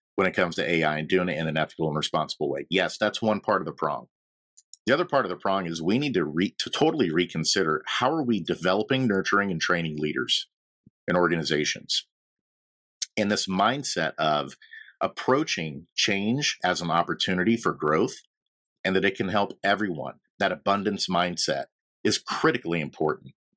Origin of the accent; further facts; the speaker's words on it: Logansport, Indiana, United States; moved away; also born or lived in Nashville, Tennessee; I'm from Indiana. Um, a little town called Logansport